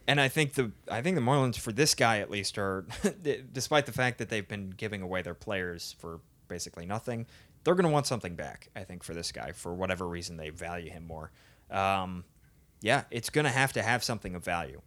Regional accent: Philadelphia, Pennsylvania, United States; moved away; I'm from Philly. I'm not, I don't live there currently

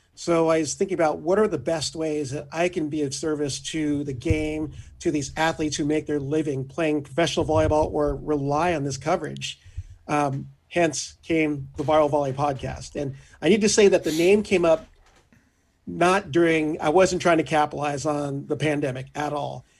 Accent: Orange County, California, United States; Growing up in Orange County

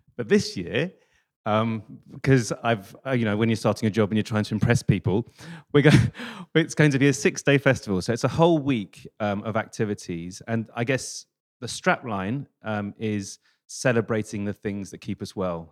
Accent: London, United Kingdom; I was this idiot from London, like 18

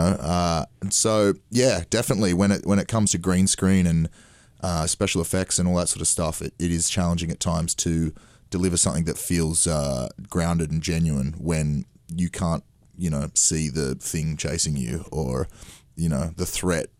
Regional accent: Australia; being Australian

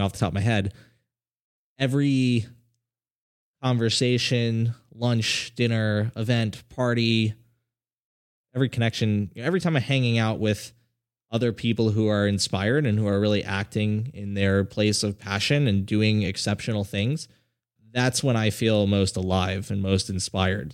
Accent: South Florida, United States; I grew up in South Florida

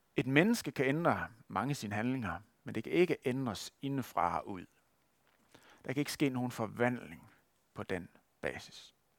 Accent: West Jutland, Denmark; accent: West Jutlandic; hvis man skal udtale det på vestjysk, hvor jeg kommer fra

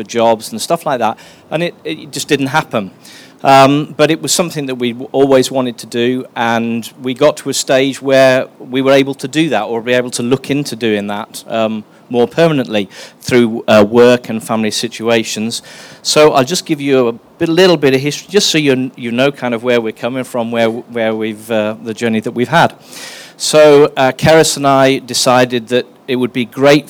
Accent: England, United Kingdom; moved away; I am English, my wife is English

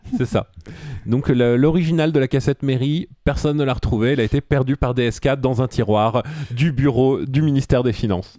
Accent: Suresnes, Île-de-France, France; je suis de Suresnes

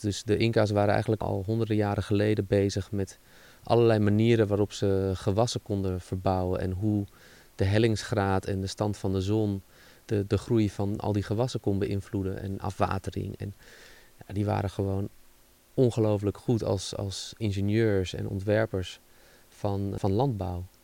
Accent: Netherlands

